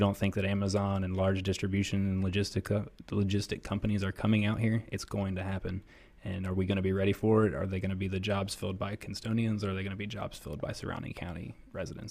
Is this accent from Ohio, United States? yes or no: yes; Columbus, Ohio, United States; moved away as an adult; I'm from Columbus, Ohio. I'm thirty-three, so I lived there for thirty-one years